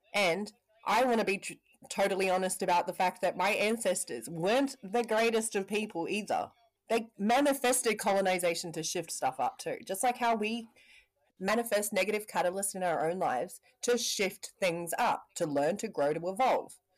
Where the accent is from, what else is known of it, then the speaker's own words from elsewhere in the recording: Parihaka, Taranaki, New Zealand; I'm from Parihaka